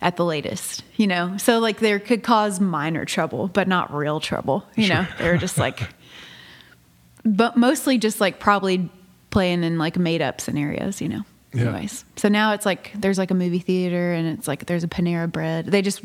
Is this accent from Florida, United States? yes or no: no; Nashville, Tennessee, United States; also born or lived in Jackson; being from Nashville